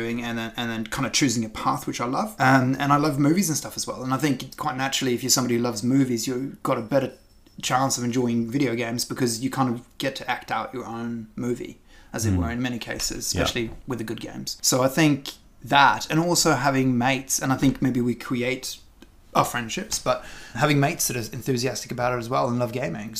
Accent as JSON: {"language": "English", "town": "Stockholm", "region": "Stockholm County", "country": "Sweden", "tie": "born or raised there", "said": "I was born in Stockholm, which is Sweden"}